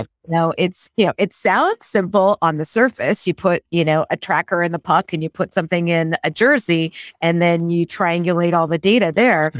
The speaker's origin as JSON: {"language": "English", "town": "Great Falls", "region": "Montana", "country": "United States", "tie": "born or raised there", "said": "I grew up in Great Falls, Montana"}